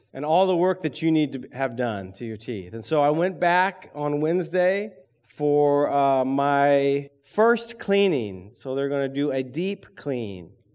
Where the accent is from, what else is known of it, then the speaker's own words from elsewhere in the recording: Berrien, Michigan, United States; I grew up in Berrien